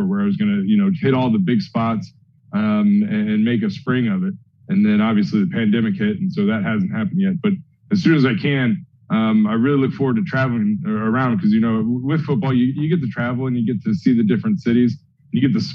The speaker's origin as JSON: {"language": "English", "region": "Ohio", "country": "United States", "tie": "born or raised there", "moved": "yes", "lives_now": "New Jersey, United States", "said": "I was born and raised in Ohio"}